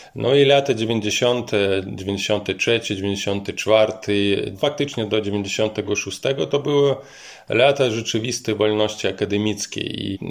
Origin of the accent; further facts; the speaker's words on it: Mogilev, Mogilev Region, Belarus; moved away; Pochodzę z regionalnego miasta Mohilew, to jest miasto położone na wschód.